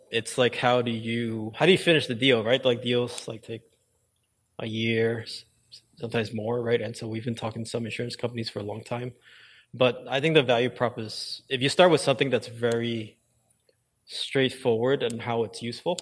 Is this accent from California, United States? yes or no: no; New York City, New York, United States; I grew up in New York City, in Brooklyn